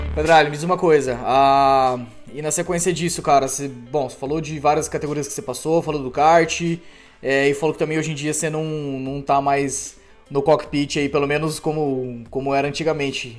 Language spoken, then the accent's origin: Portuguese; Cascavel, Paraná, Brazil; eu também sou cascavelense